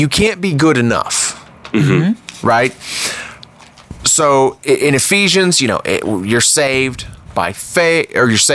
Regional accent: Florida, United States; I grew up in Florida

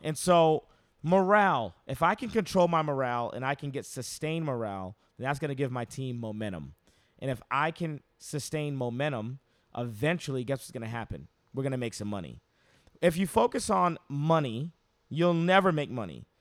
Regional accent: United States; I'm very American

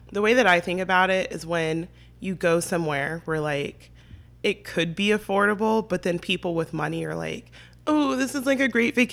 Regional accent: San Diego, California, United States; I am 23. Um, I'm from San Diego

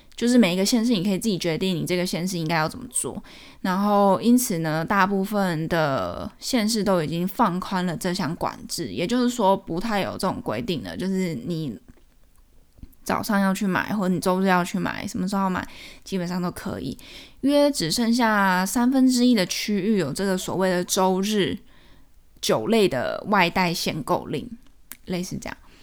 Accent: Taiwan; now in United States; 我们台湾人看了觉得很奇怪、很歪头

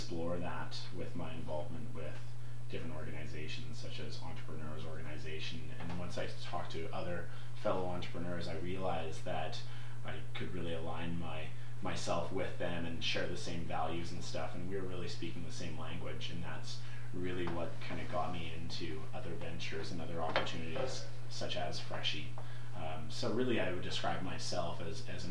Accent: North Vancouver, British Columbia, Canada; I grew up in North Vancouver and went to Southern Island Secondary Public School.

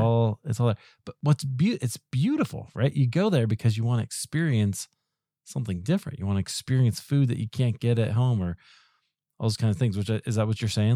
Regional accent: Iowa, United States; I grew up in Iowa

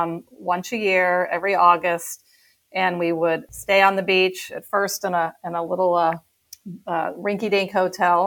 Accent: Houston, Texas, United States; we also spent a lot of holidays together growing up in Houston

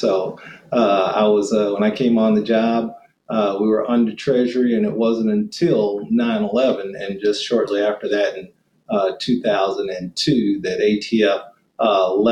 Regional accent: Fort Worth, Texas, United States; moved away; I grew up in a small Black community there on the west side of Fort Worth, Texas

